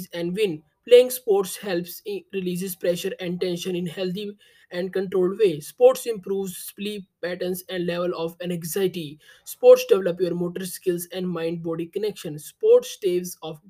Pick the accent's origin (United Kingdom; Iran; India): India; I am from India